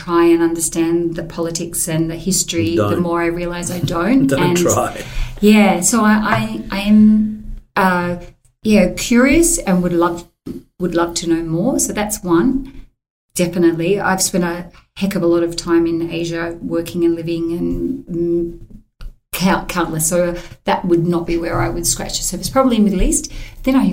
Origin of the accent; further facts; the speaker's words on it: Queensland, Australia; growing up in Queensland